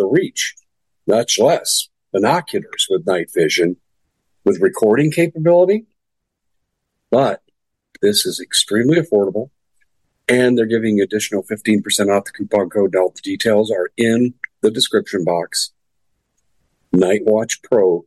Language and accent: English; United States; I am an American